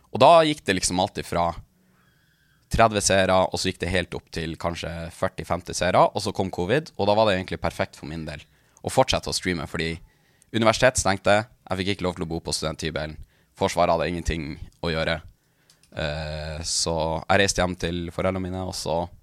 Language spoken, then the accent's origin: Norwegian; Tana, Troms og Finnmark, Norway; moved away as an adult; now in Tromsø, Norway; Jeg, jeg, jeg er fra, fra Tana, det er midt i Østfinnmark, men jeg bor i Tromsø